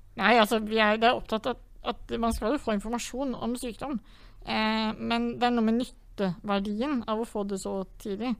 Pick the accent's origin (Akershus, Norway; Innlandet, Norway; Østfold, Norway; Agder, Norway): Innlandet, Norway; Vang; hjemme i Vang kommune, som er en liten kommune i Valdres.